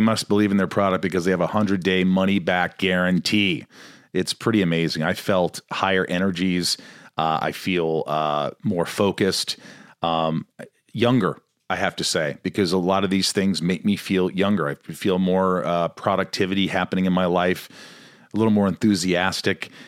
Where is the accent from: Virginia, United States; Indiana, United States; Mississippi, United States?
Indiana, United States; also born or lived in New York; I'm from New York, but I grew up in a small town in Indiana.